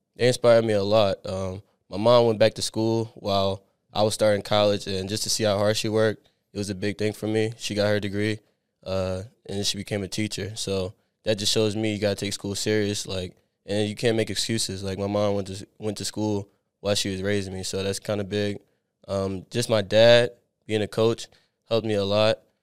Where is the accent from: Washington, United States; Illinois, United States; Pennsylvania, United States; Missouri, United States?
Pennsylvania, United States; Abington; moved away as an adult; I grew up in Abington, like, a little bit outside of Philadelphia, like, ten minutes